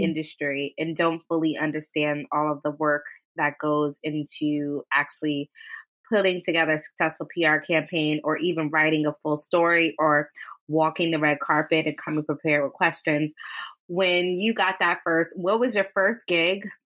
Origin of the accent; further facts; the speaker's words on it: Westfield, New Jersey, United States; I grew up in Westfield, which in New Jersey is like a predominantly white town